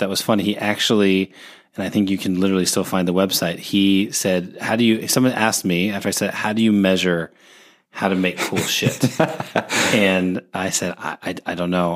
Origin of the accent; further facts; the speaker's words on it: Seattle, Washington, United States; moved away; also born or lived in Oregon; I grew up in Seattle uh, in the '90s